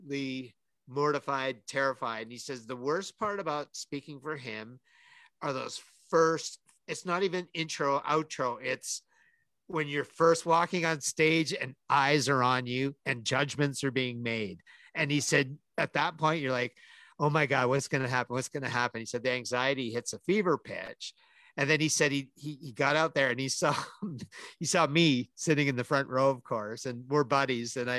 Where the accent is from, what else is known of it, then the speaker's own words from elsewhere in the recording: Calgary, Alberta, Canada; my hometown